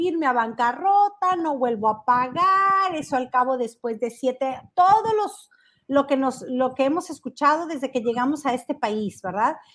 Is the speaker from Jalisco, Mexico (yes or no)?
yes; Tecolotlán, Jalisco, Mexico; now in Los Angeles, United States; desde mi pueblo natal, desde Tequesquitlán, Jalisco, donde crecí, donde me vieron correr por las calles de este pueblo